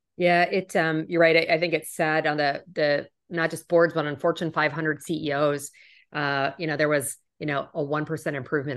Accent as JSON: {"language": "English", "country": "Canada", "also_born_or_lived": "United States", "moved": "as an adult", "said": "I'm originally from Canada"}